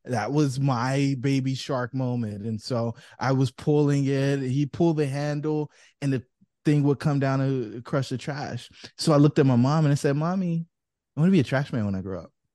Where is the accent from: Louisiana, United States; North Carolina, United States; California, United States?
North Carolina, United States; Fayetteville; I grew up in Fayetteville, North Carolina, where I did a bunch of stuff